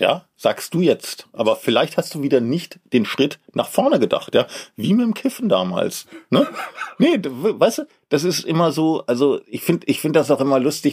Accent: Berlin, Germany; Als Berliner

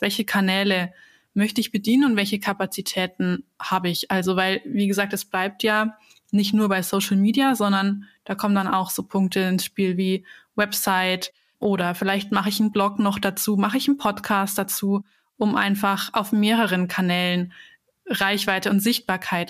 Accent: Bavaria, Germany; ich komme ja aus, aus Bayern

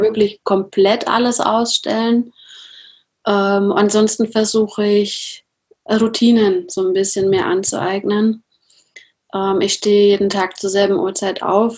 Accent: Nuremberg, Bavaria, Germany; ich komme aus Nürnberg

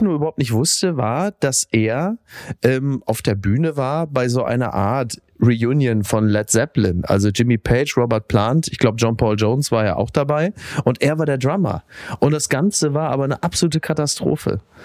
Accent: Henrichenburg, North Rhine-Westphalia, Germany; zurück in mein Heimatdorf, weil ich ja auf Omas Etage bin

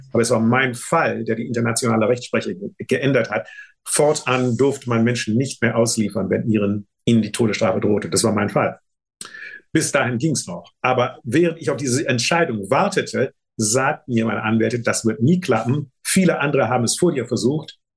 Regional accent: Germany; moved away; also born or lived in United States; das Ziel war meine Heimat

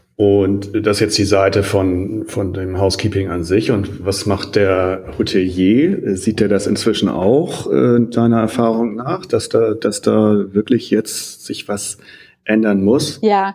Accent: near Hollenstedt, Lower Saxony, Germany; das ja nur in meiner Nähe ist und ich da aufgewachsen bin in der Nähe

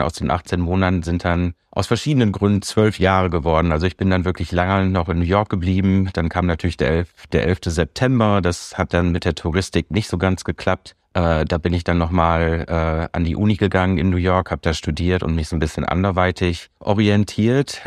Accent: Münsterland, North Rhine-Westphalia, Germany; moved away as an adult; now in San Francisco, United States; Ich komme aus dem Münsterland, das ist richtig. Ja, ich komme wirklich aus einer ganz ländlichen, aber schönen Gegend. Äh, ja, bin, bin ganz äh, in, im, im Kleinstadt, in einer Kleinstadt groß geworden, aufgewachsen da zur Schule gegangen

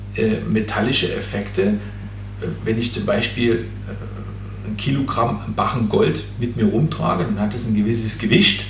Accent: Erzgebirge, Saxony, Germany; im Erzgebirge gefunden. Mhm äh, mein Heimatland oder Heimatregion

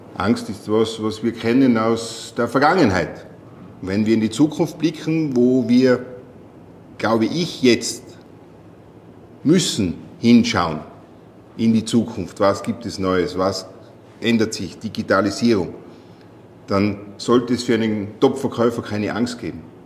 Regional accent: Tyrol, Austria; Ich komme aus Tirol

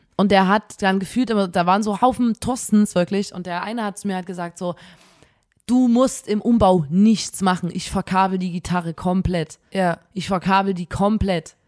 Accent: Chemnitz, Saxony, Germany; wir kommen aus Chemnitz, hier gibt es kein Meer

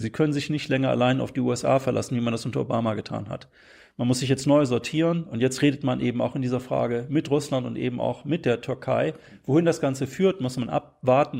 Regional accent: Bremen, Germany; meine Heimatstadt Bremen

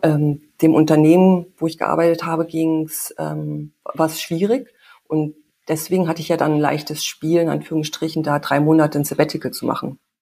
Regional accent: Germany; moved away as an adult; also born or lived in Canada; hier in der Kleinstadt groß geworden

